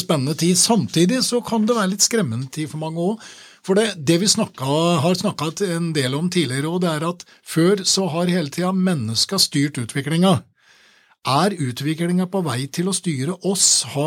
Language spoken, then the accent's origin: Norwegian; Åmot, Innlandet, Norway; moved away; jeg er jo fra Åmot sjøl og har kommet tilbake igjen